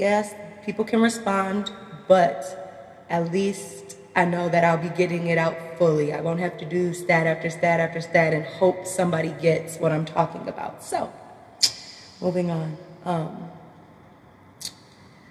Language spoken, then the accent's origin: English; Minnesota, United States; I'm from Minnesota